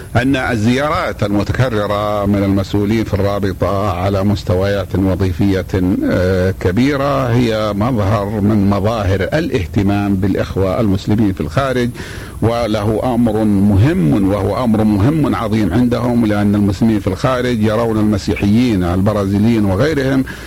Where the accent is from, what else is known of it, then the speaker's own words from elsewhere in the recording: Saudi Arabia; ونحن ولله الحمد من المملكة العربية السعودية